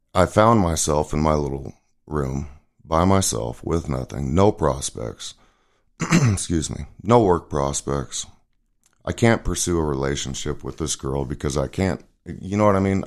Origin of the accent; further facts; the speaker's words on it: Cody, Wyoming, United States; also born or lived in Worland, Wyoming; I was born in Worland, Wyoming, but raised in Cody, Wyoming